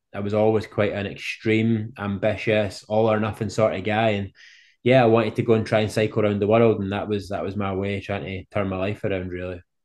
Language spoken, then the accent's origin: English; Scotland, United Kingdom; I'm from Scotland over in the U K.